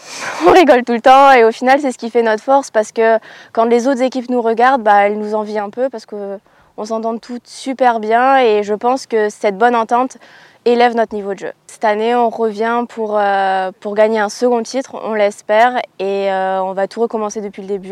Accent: France

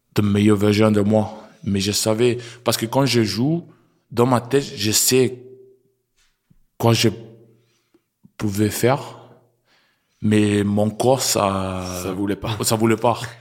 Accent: Brisbane, Queensland, Australia; French is a second language; moved away as an adult; also born or lived in New Zealand; now in France; on a grandi euh, en Brisbane, Australie

